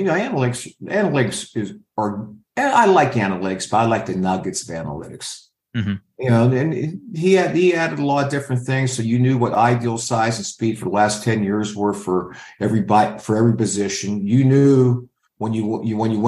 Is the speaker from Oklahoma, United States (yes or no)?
no; Pittsburgh, Pennsylvania, United States; moved away as an adult; also born or lived in Utah; I'm from Pittsburgh. My parents, my dad's still working. My mom's a waitress.